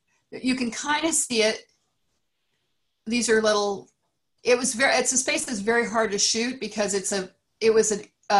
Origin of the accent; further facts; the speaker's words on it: Great Plains, United States; now in California, United States; growing up on the Great Plains